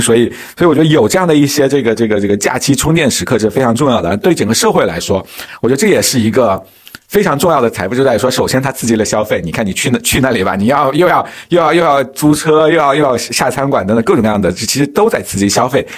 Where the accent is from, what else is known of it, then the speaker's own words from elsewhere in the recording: Hubei, China; also born or lived in Wuhan; now in Beijing, China; 我是湖北人嘛，那我夏天要在武汉上的学